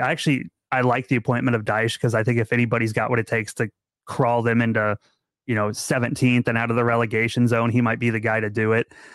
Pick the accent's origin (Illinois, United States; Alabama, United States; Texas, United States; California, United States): Illinois, United States; Central; moved away; my hometown. I've moved away now